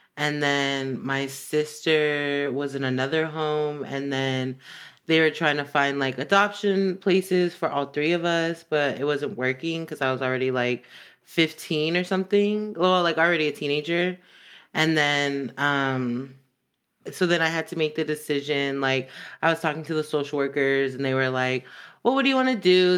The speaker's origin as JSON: {"language": "English", "town": "Los Angeles", "region": "California", "country": "United States", "tie": "born or raised there", "accent": "valley", "said": "I was born in Northridge"}